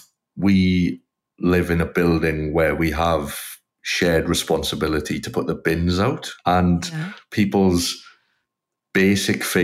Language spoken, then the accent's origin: English; South Wales, United Kingdom; moved away as an adult; now in Melbourne, Australia; where I was from in South Wales, there's kind of very few clubs really